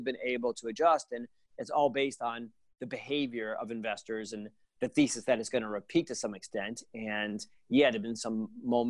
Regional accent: Providence, Rhode Island, United States; now in New Jersey, United States; I grew up in Providence, Rhode Island. I live in New Jersey

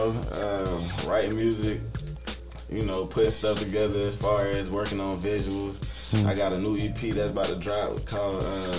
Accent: Killeen, Texas, United States; also born or lived in North Carolina; born and raised, I was born in Lombard, North Carolina, you know. Eventually, I moved to Killeen, Texas. That's where I pretty much experienced life

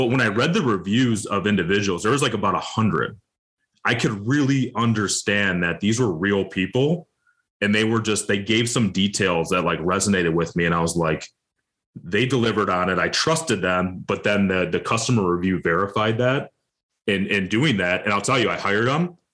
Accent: Detroit, Michigan, United States; I'm from Detroit, Michigan suburb, you know, so big motor city

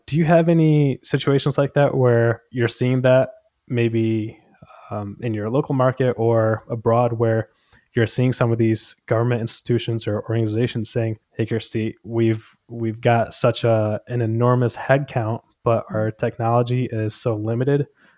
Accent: India; born there; For example, I was born in India, and my family over there

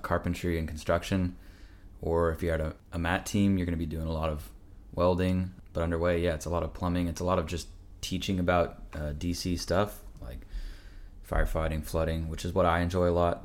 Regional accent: Washington, United States; moved away as an adult; also born or lived in East Coast, United States; I'm from Washington State, obviously, so it's like, I've been on the East Coast for the last three years of my life. I'm ready to go back home.

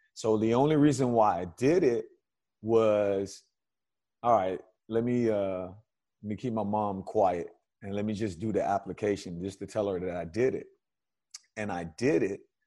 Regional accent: Miami, Florida, United States; growing up in Miami

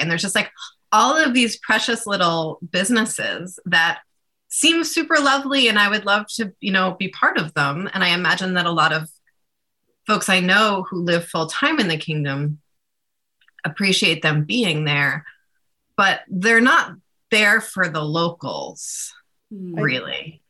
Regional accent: New York, United States; now in Vermont, United States; I grew up in New York

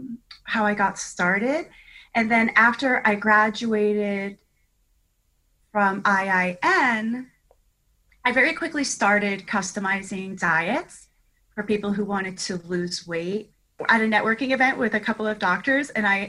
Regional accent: Augusta, Georgia, United States; now in South Florida, United States; I grew up in Augusta, Georgia, because I did spend 12 years there. So I spent a long time there, and I landed in South Florida on July 3rd, 2001.

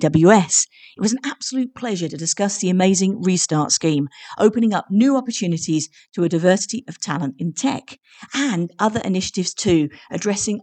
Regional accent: Oxford, South East England, United Kingdom; I know Whiteham quite well, funnily enough, so because I come from the Oxford area

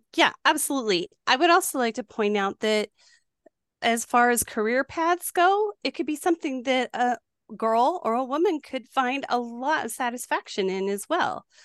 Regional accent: New Mexico, United States; moved away; also born or lived in Wisconsin; I grew up in New Mexico

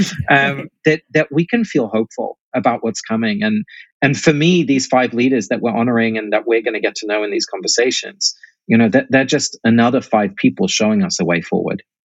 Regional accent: England, United Kingdom; also born or lived in Netherlands; now in United States; I grew up in England, uh, but both my parents are Dutch, and obviously I've ended up here in America

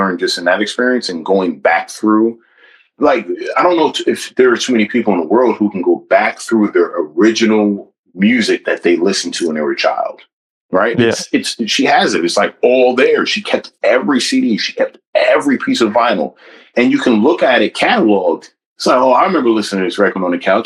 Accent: New Brunswick, New Jersey, United States; I'm born and raised in New Brunswick

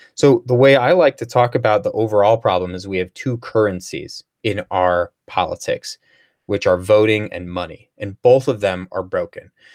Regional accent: St. Louis, Missouri, United States; also born or lived in Chicago area, Illinois; I grew up in Saint Louis area

